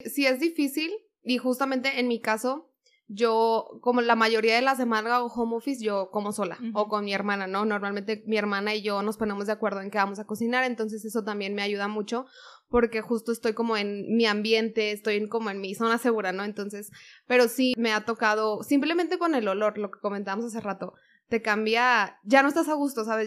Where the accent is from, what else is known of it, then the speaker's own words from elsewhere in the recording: Monterrey, Nuevo León, Mexico; yo soy de Monterrey, entonces pues la cultura en Monterrey es carne asada todo el fin de semana. Y justo mi familia es muy regia